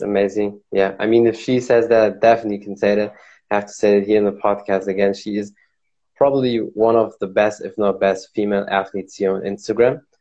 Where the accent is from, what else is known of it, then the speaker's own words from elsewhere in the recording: Germany; I'm from Germany.